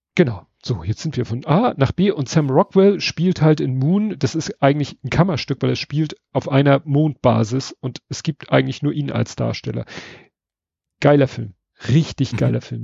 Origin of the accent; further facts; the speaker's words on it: Hamburg, Germany; wir als Hamburger